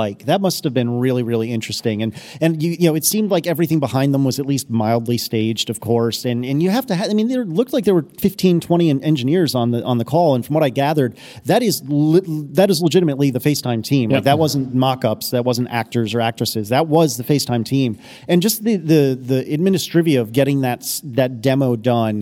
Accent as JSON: {"language": "English", "region": "Northeast", "country": "United States", "tie": "born or raised there", "said": "I grew up in the Northeast during the time that Nextel phones were a thing."}